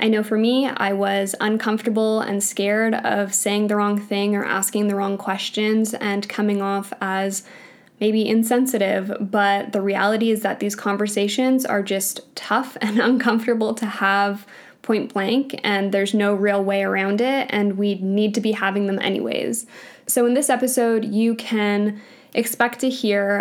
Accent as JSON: {"language": "English", "country": "Canada", "tie": "born or raised there", "said": "I grew up in Canada. I was born in Canada."}